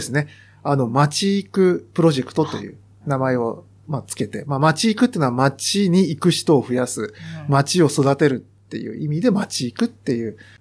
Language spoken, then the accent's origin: Japanese; Fujikawa, Yamanashi, Japan; 私の地元